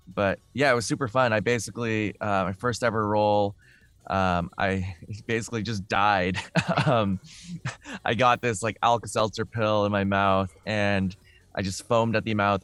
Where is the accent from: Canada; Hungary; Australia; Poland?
Canada; Vancouver, British Columbia; I grew up in Vancouver